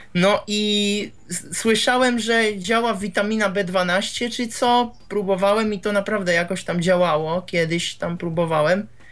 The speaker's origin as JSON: {"language": "Polish", "country": "Czechia", "said": "ja z Czech jestem"}